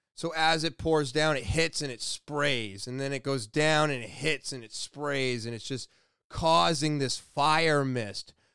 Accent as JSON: {"language": "English", "country": "United States", "said": "as an American"}